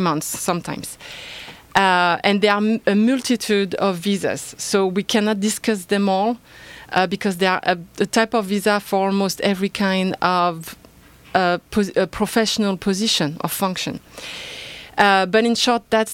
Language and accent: English; France; accent: French; English is a second language; moved away as an adult; I am originally from France, so an immigrant myself.